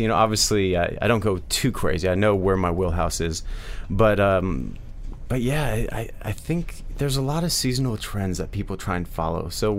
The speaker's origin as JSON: {"language": "English", "region": "Midwest", "country": "United States", "said": "Again, I'm from the Midwest, so I love my boots"}